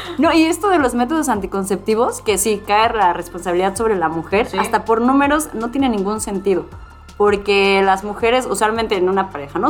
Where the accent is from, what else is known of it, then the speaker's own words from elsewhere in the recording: Cuautla, Morelos, Mexico; yo crecí en Cuautla